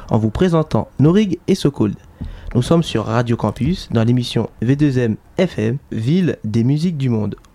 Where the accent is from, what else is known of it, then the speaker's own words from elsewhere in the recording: Bobigny, Île-de-France, France; Je viens de Bobigny